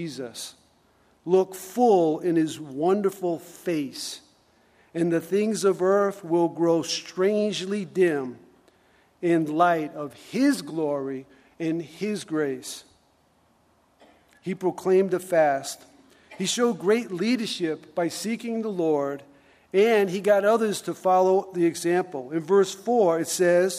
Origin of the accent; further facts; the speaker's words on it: United States